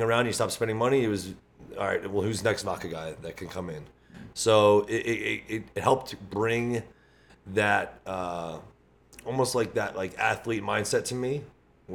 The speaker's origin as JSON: {"language": "English", "region": "New Jersey", "country": "United States", "tie": "born or raised there", "said": "Born and raised in Jersey, fitness advocate, grew up locally from here"}